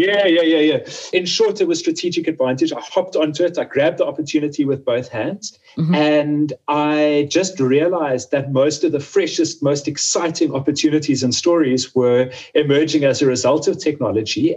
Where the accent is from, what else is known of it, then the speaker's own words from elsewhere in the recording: Johannesburg, Gauteng, South Africa; moved away; also born or lived in Cape Town; I grew up in Johannesburg, which is uh, the, the biggest city, like business city in South Africa